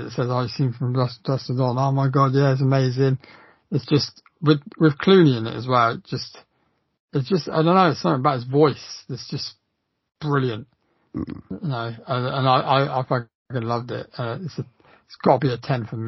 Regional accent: Australia; as an Aussie

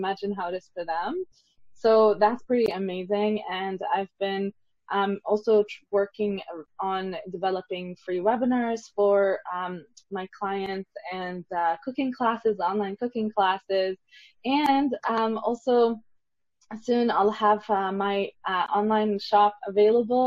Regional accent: Lebanon; I'm from Lebanon

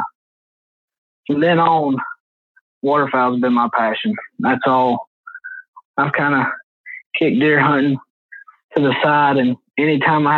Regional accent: Dalton, Georgia, United States; I'm from Dalton, Georgia

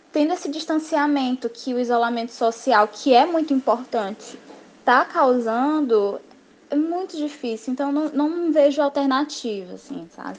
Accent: Fortaleza, Ceará, Brazil; tenho 20 anos, sou de Fortaleza, no Ceará

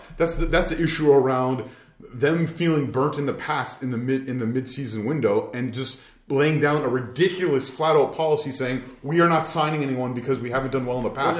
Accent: Ontario, Canada; I'm from Ontario, so yeah.

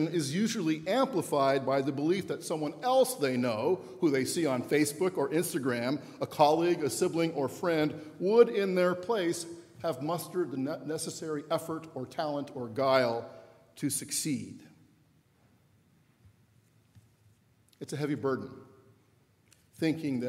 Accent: West Coast, United States; moved away; I'm from the West Coast.

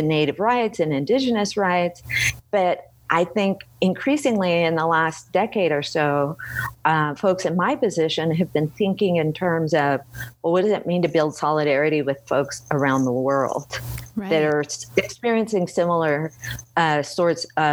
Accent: Bay Area, California, United States; now in Boulder, United States; I grew up in the Bay Area

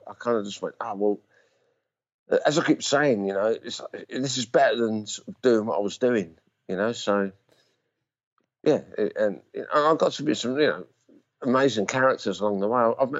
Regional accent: Romford, London, United Kingdom; I can get away with it from Rumford, mate.

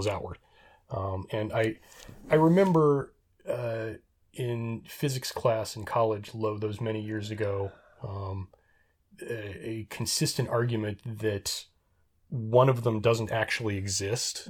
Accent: Reno, Nevada, United States; I grew up in Reno.

